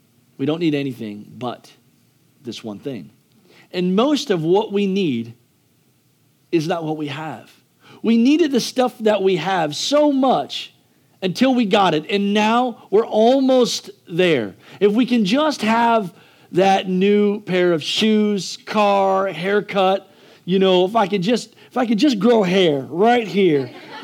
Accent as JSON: {"language": "English", "country": "United States", "said": "I'm American"}